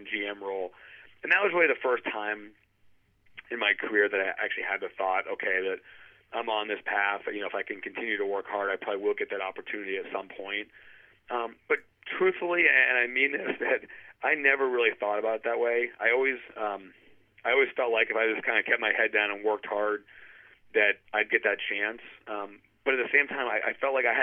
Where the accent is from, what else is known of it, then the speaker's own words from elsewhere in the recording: New Hampshire, United States; moved away; I grew up in New Hampshire